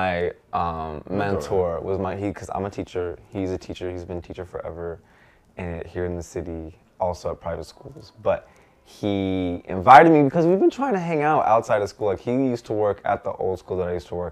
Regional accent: Orange County, Southern California, United States; moved away as an adult; we are from Southern California

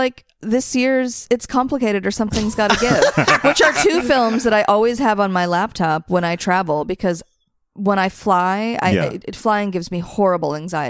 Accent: outside of Milwaukee, Wisconsin, United States; I grew up outside of Milwaukee in Wisconsin.

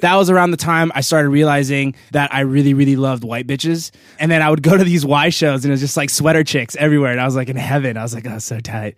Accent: Los Angeles, California, United States; Van Nuys, California

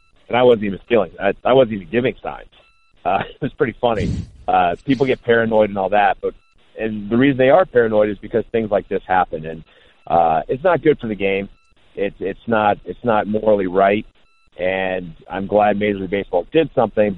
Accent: Cincinnati, Ohio, United States; I'm from Cincinnati

